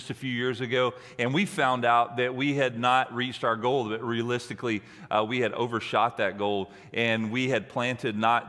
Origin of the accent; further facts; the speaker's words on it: the South, United States; I'm from the South, and I have a mantra.